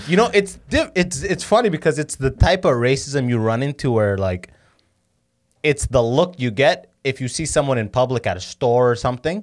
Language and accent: English; London, Ontario, Canada; also born or lived in Sudan; so I'm from London